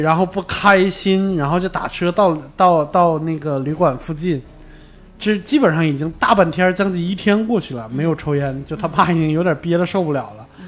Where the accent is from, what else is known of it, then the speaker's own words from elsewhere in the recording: Baoding, Hebei, China; 我老家就是，就是宝堆那边儿